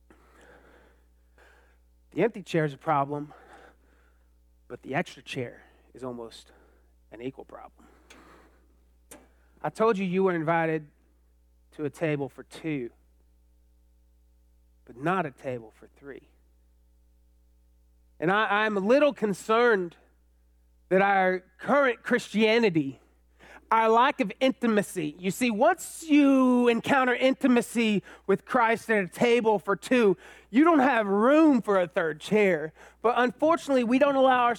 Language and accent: English; Austin, Texas, United States; also born or lived in College Station, Texas; I grew up in Austin, then I went to A&M